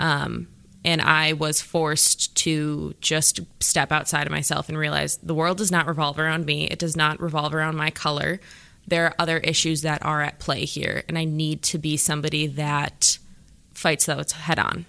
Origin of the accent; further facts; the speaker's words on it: Cedarburg, Wisconsin, United States; Growing up in Cedarburg